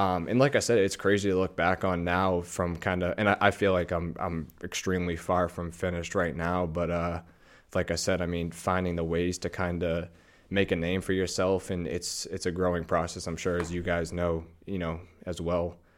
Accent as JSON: {"language": "English", "area": "North Shore, outside Boston", "region": "Massachusetts", "country": "United States", "tie": "born or raised there", "said": "I grew up, uh, North Shore, so about probably twenty, twenty-five minutes outside of, you know, Boston."}